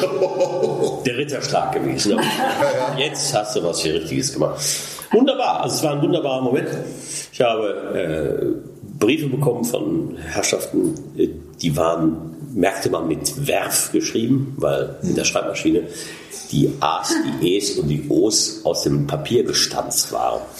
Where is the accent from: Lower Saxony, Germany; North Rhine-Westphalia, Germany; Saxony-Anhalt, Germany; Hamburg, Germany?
North Rhine-Westphalia, Germany; Ruhr area; ich bin durch Zufall im Ruhrgebiet geboren und da auch äh, lebe da auch